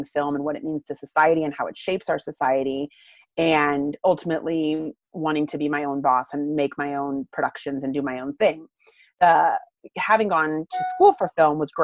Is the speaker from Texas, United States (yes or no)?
no; Littleton, Colorado, United States; also born or lived in London; I grew up in Littleton, Colorado. So I'm not a Denver native. I got here when I was four